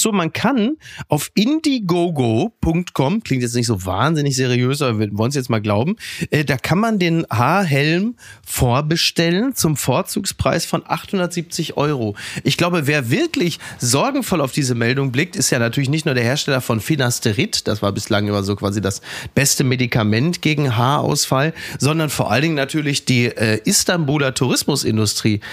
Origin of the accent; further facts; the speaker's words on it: Castrop-Rauxel, North Rhine-Westphalia, Germany; in meiner Heimat Kassel Brauxel